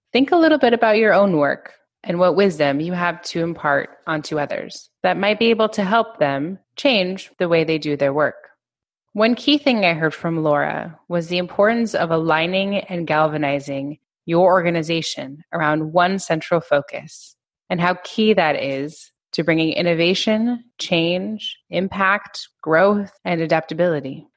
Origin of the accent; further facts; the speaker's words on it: United States; I'm an American Jew.